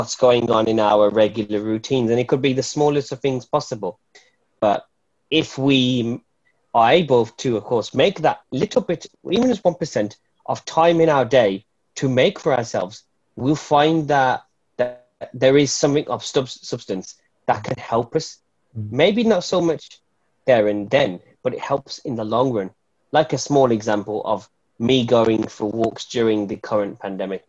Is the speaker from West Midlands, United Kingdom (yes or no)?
yes; Wolverhampton, West Midlands, United Kingdom; I'm a poet from Wolverhampton